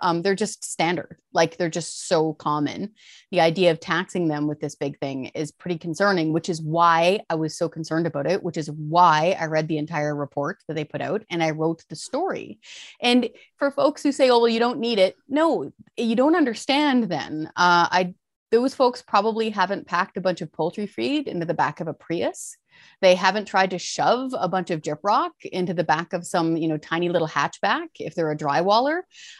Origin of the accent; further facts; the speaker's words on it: Fraser Canyon, British Columbia, Canada; I was raised in the Fraser Canyon. My family all drive pickup trucks, all blue collar, working with their hands.